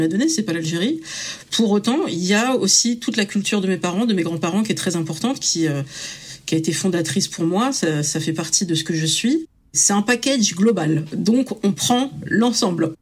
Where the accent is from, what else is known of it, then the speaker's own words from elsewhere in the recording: France; je suis euh, française dans le sens où je suis née en France et c'est ma culture